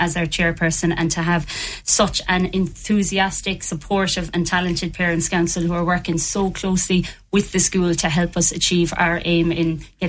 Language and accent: English; Patrickswell, Munster, Ireland; Yeah, so I started my teaching career in Patrickswell National School because I'm from Patrickswell, and then I moved to Kilcornan National School.